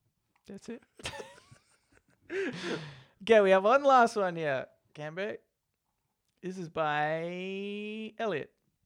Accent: Colorado, United States; I really loved you two guessing American slang, so here's some slang specific to my home state of Colorado.

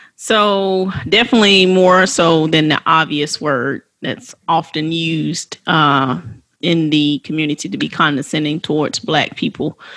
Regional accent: West Palm Beach, Florida, United States; I was born in West Palm Beach, Florida at St. Mary's Hospital

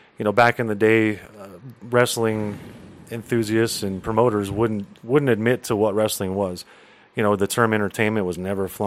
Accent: Albuquerque, New Mexico, United States; also born or lived in Los Lunas, New Mexico; I used to live in Albuquerque. I grew up in Albuquerque. And I moved down to Los Lunas when I was about 14 years old

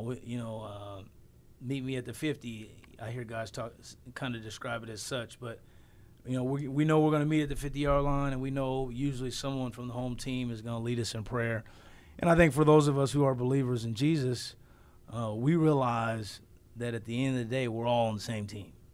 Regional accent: Southern California, United States; I grew up in Southern California

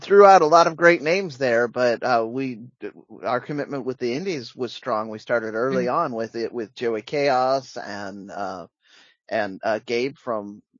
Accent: Pacific Northwest, United States; I'm here. I'm from the Pacific

